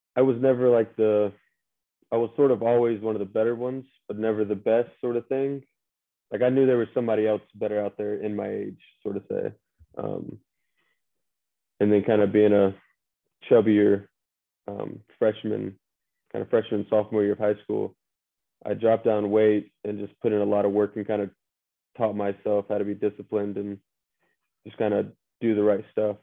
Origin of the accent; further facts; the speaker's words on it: Statesboro, Georgia, United States; from uh, Statesboro, Georgia, about 45 minutes west of uh, Savannah.